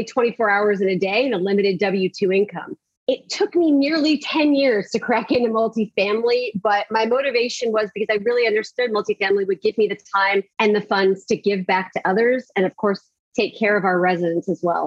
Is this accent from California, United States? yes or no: yes; Pasadena, California, United States; I am from Pasadena, California, home of the Rose Bowl. Grew up with two amazing parents